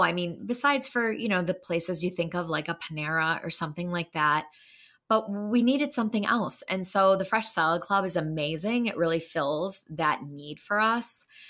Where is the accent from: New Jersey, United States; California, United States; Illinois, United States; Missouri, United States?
Illinois, United States; Wheaton; moved away as an adult; also born or lived in Chicago; now in Wisconsin, United States; I'm from Wheaton, Illinois